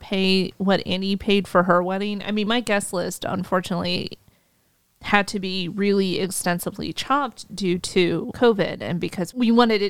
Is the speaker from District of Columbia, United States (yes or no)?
yes; Washington, District of Columbia, United States; I'm from Washington, D.C.